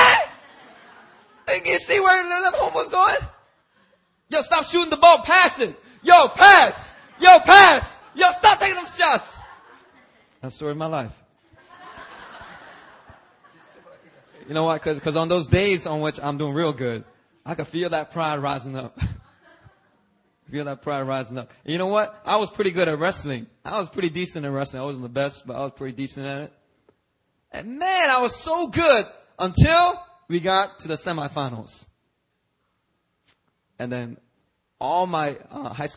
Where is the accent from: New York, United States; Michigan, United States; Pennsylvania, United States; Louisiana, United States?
Pennsylvania, United States; Philadelphia; also born or lived in Daegu, South Korea; I grew up in Philadelphia